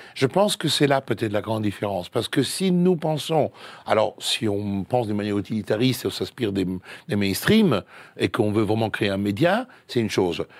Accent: Italy; French is a second language; now in Paris, France; je suis italien

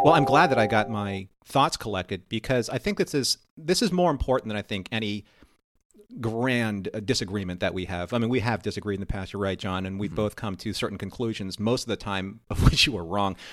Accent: California, United States; moved away; I was from California

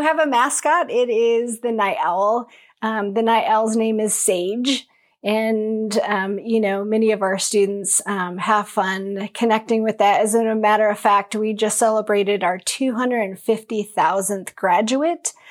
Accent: Longview, Washington, United States; So I grew up in Longview, Washington, right along the Columbia River

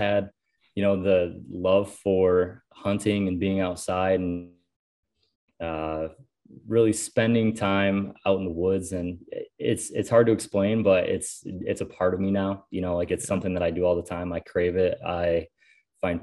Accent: Western New York, United States; moved away as an adult; now in Ohio, United States; I live in Ohio currently. I'm originally from Western New York

